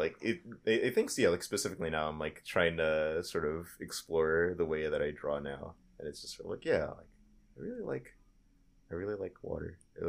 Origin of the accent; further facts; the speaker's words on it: Florida, United States; I grew up in Florida. And it's, like, very rainy.